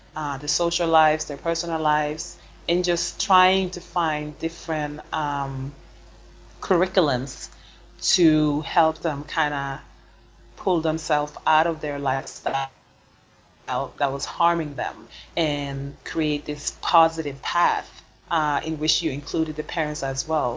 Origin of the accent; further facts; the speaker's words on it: Sweden; first language Swedish; English is a second language; moved away as an adult; also born or lived in United States / Senegal; now in Basel, Switzerland; I was born and raised in Sweden